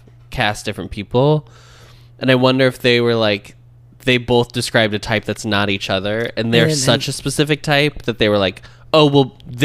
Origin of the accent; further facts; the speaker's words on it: United States; as an American